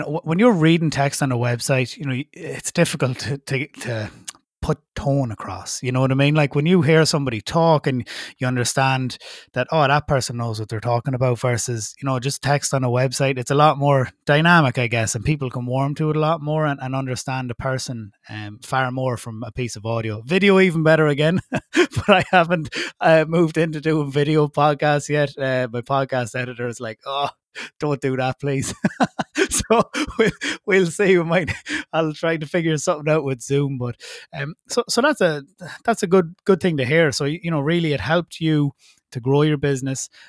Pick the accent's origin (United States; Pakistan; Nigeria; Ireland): Ireland; as an Irish citizen